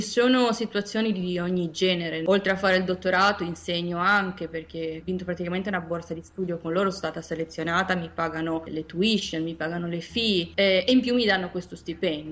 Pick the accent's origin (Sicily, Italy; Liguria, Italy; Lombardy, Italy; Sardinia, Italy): Liguria, Italy; Genoa; moved away as an adult; now in New York, United States; vengo da Genova e mi sono trasferita negli Stati Uniti 5 anni fa